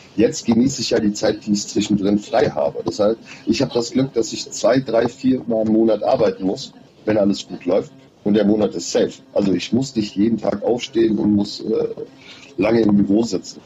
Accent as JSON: {"language": "German", "area": "Odenwald", "region": "Hesse", "country": "Germany", "tie": "born or raised there", "moved": "yes", "lives_now": "Berlin, Germany", "said": "ich bin, wie gesagt, im Odenwald aufgewachsen"}